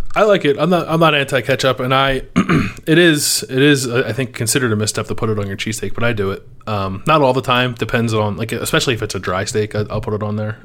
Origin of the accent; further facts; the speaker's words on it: Philadelphia, Pennsylvania, United States; I'm from Philadelphia